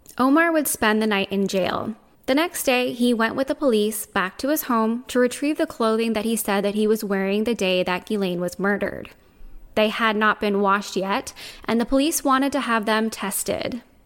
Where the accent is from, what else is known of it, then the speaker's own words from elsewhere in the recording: Canada; Even though I'm Canadian, my French is terrible